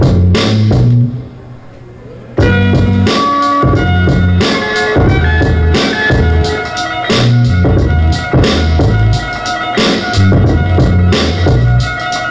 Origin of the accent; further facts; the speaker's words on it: Oakland, California, United States; moved away; I'm a producer from Oakland, California